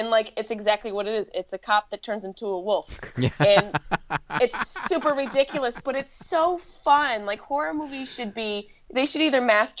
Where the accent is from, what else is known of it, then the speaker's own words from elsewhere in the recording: Syracuse, New York, United States; accent: Syracuse; Yeah, upstate New York. Can you hear it? I have a little Syracuse-y accent